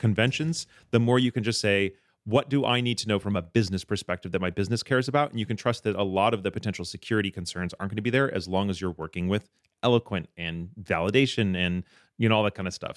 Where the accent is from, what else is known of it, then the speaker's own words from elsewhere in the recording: Michigan, United States; I grew up in Michigan